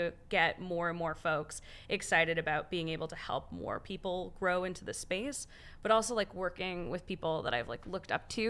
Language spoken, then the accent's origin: English; Canada; As a Canadian